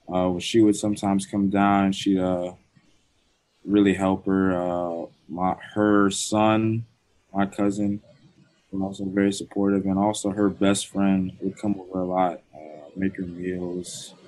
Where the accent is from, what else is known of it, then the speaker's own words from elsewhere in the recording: Orlando, Florida, United States; I grew up in Florida. My mom was born in Jamaica